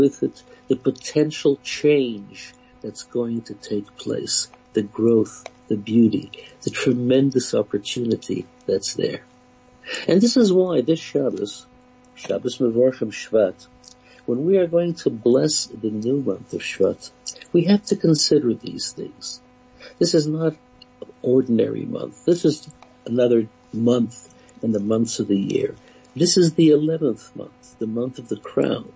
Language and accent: English; Canada; I grew up in Canada